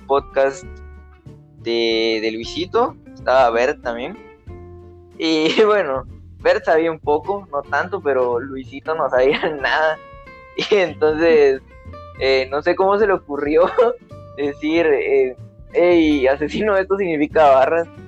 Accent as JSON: {"language": "Spanish", "region": "Petén", "country": "Guatemala", "said": "soy de Petén"}